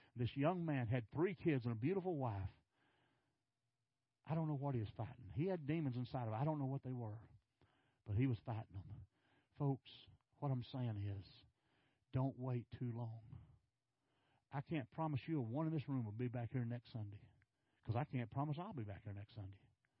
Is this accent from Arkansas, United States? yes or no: yes; Arkansas, United States; now in Texas, United States; you know, I came from Arkansas. Not on purpose.